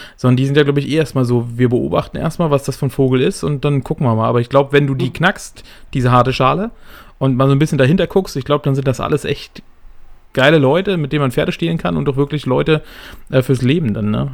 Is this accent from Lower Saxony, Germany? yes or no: no; Berlin, Germany; ich bin ja nun Ur-Berliner, ne? Also geboren in Berlin, mein ganzes Leben in Berlin gelebt